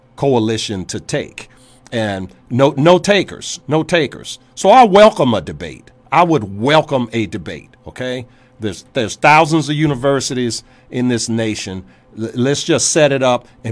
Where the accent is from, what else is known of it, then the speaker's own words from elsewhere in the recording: Virginia, United States; my home state of Virginia